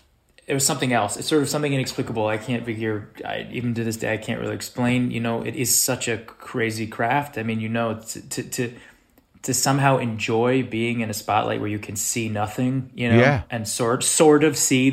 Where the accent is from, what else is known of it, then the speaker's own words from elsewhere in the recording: Los Angeles, California, United States; I grew up in Los Angeles, yeah.